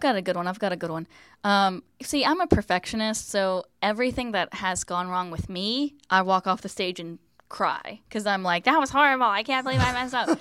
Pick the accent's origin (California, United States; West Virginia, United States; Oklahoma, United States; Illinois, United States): West Virginia, United States; moved away as an adult; now in Florida, United States; I'm from West Virginia, lived here my whole life